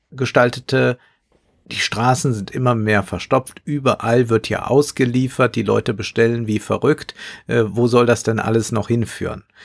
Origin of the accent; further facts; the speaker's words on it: Amsterdam, North Holland, Netherlands; aber nehmen wir meine Heimatstadt Amsterdam